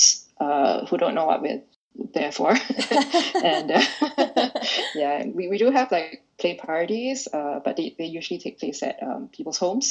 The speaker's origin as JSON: {"language": "English", "country": "Singapore", "said": "I'm from Singapore"}